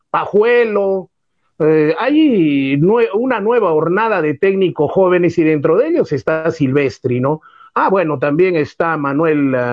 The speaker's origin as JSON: {"language": "Spanish", "town": "Socabaya", "region": "Arequipa", "country": "Peru", "also_born_or_lived": "Mollendo", "said": "Mi padre en la tercera cuadra de la calle Comercio vivía, y yo también ah, soy de Socabaya"}